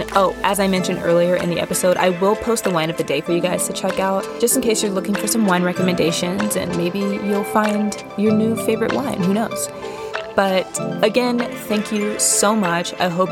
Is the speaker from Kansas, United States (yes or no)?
yes; Kansas, United States; born there; also born or lived in Missouri / Nebraska; now in Chicago, United States; I was born in Kansas. Exciting. We moved around a lot when I was younger, so I've kind of floated around the Midwest majority of my life, like Kansas, Missouri, Nebraska, and now I am currently in Chicago.